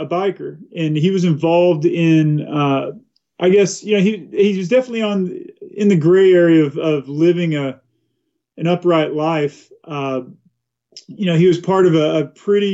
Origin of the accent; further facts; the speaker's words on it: Watauga, Texas, United States; also born or lived in Fort Worth, Texas; now in Eagle River, United States; I was born in Fort Worth, Texas. Grew up in a small rural town called Watauga, Texas